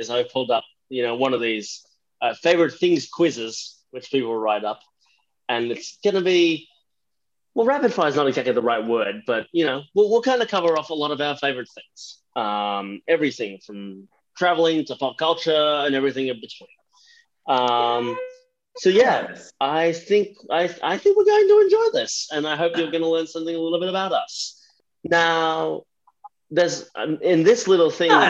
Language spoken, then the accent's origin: English; Philippines; moved away; I'm originally from the Philippines